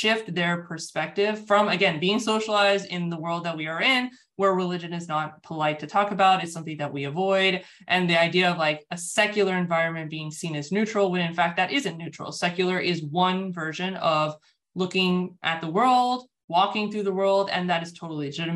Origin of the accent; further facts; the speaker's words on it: United States; I'm born and raised in the United States, so that's very much my context